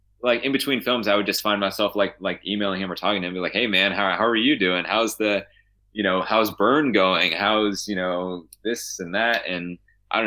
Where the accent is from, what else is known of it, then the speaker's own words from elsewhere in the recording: Saegertown, Pennsylvania, United States; I'm from Stegertown, which is like 5-10 minutes away.